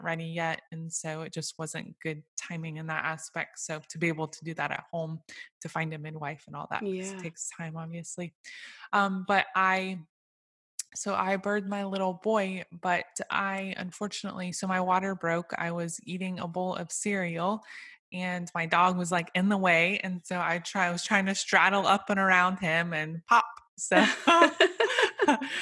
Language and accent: English; Okeechobee, Florida, United States; also born or lived in Orlando, Florida; now in Leesburg, United States; I was raised in a small town called Okeechobee, just above the big lake